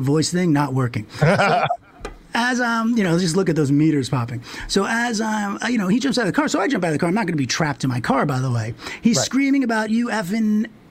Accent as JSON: {"language": "English", "region": "New York", "country": "United States", "tie": "born or raised there", "said": "I grew up in New York"}